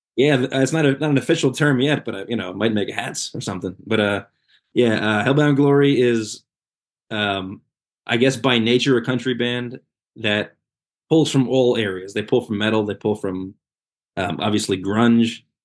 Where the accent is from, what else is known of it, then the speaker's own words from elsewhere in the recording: Red Bank, New Jersey, United States; Red Bank, which is my hometown